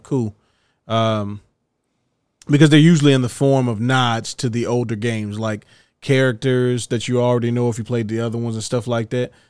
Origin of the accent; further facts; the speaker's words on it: United States; I'm an American